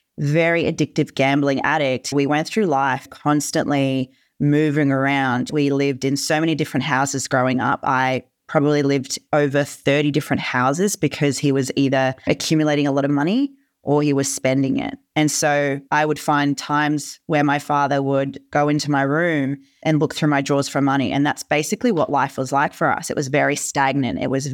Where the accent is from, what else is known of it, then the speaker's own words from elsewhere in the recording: Germany; born there; First of all, I wasn't born in Australia. I was born in Germany.